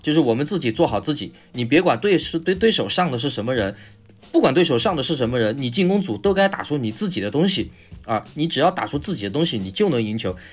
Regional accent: Sichuan, China; accent: Sichuanese; 我们说四川话

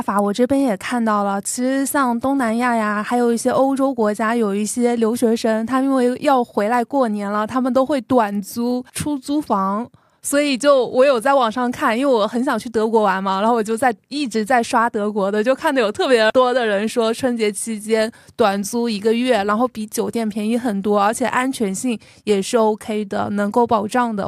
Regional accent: Xinyu, Jiangxi, China; moved away; 去我的家乡，江西新余仙女湖

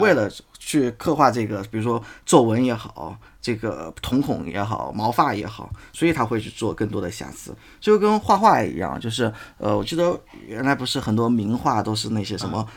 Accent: China; 我们作为中国人

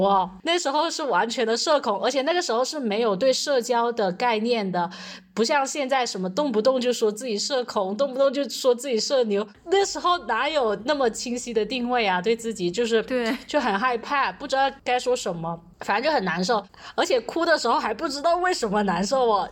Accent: Foshan, Guangdong, China; moved away as an adult; also born or lived in Chaozhou / Tibet; 我是广东人，我家是佛山的，但是我去了潮州念书

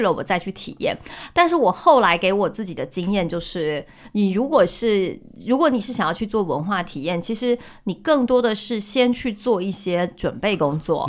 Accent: Taiwan; moved away as an adult; also born or lived in Hong Kong / Europe; 我从小只在就是台湾长大读书嘛，嗯。然后我是读完大学我才出国读书，可是我在欧洲读书

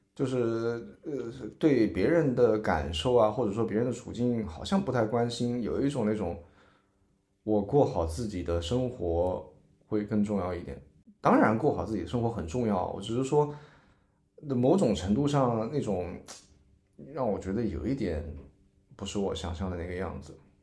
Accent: Changzhou, Jiangsu, China; moved away as an adult; now in Shanghai, China; 江苏常州

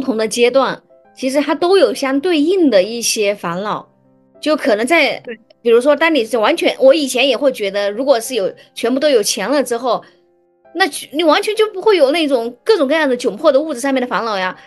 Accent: Hubei, China; 因为我是湖北人嘛，我的大学同学他们，啊，大多是湖北人

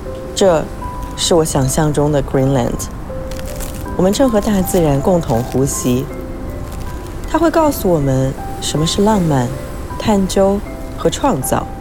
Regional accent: Beijing, China; moved away as an adult; also born or lived in London / Hong Kong; 这儿呢是北京，我的出生地。

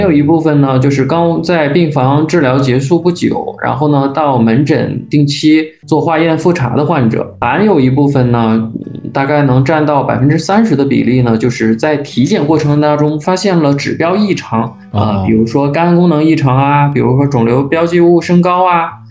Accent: northern China, China; 我来自于北方，我还是养成了一个喜欢吃烫的食物的

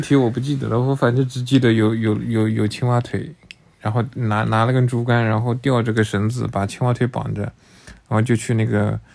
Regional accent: Jingjiang, Taizhou, Jiangsu, China; 我是晋江长大的。我怕有听众可能不知道晋江在哪里，补充一下在江苏的泰州

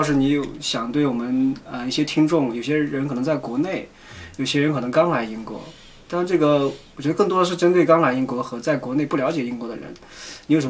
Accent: northern China, China; also born or lived in Shenzhen; 之前我们生活在深圳，你知道一年四季都是夏天，来这里感觉回到了，感觉回到了我我们老家北方，就是有个四季分明的东西。

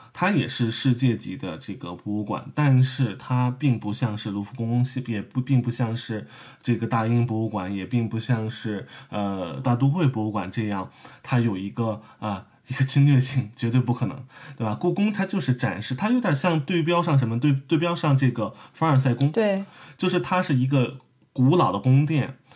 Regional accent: Beijing, China; moved away; 其实我是北京人啊，我是北京人

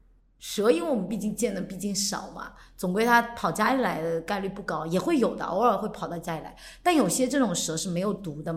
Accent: coastal southern China, China; 我们可是沿海长大的，

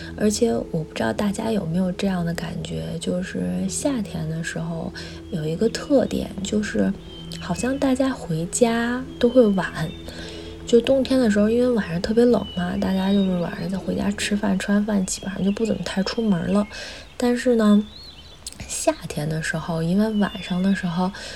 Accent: Beijing, China; 我从小就生活在北京

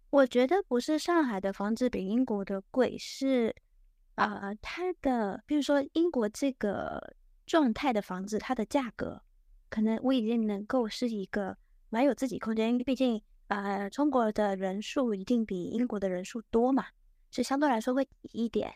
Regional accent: Taiwan; moved away as an adult; also born or lived in United Kingdom; now in Shanghai, China; 因为我的老家在台湾那边，然后就是本科毕业后我直接过去英国念了研究生

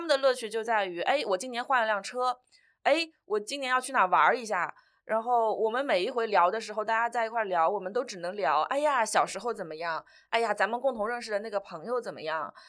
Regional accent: Changzhou, Jiangsu, China; moved away as an adult; now in Shanghai, China; 我老家就是常州的

